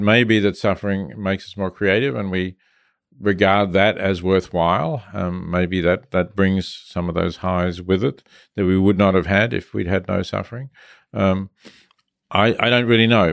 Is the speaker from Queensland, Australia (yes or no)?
no; Melbourne, Victoria, Australia; I was growing up in Australia